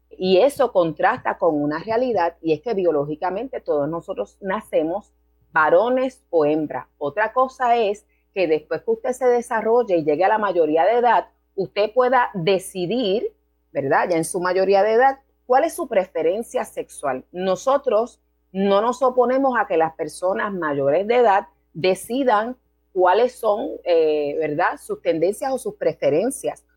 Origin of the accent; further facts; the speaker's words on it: Puerto Rico; moved away as an adult; also born or lived in New York, United States; Regreso a Puerto Rico en el 94 porque quería terminar mis estudios acá en Puerto Rico